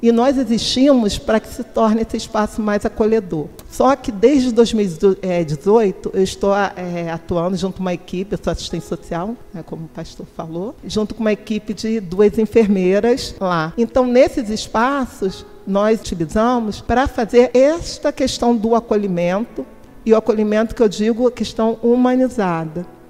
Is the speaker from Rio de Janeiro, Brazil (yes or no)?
yes; Rio de Janeiro, Brazil; Eu sou de Campo Grande, nascida lá, Campo Grandense, que é o bairro mais populoso de toda a América Latina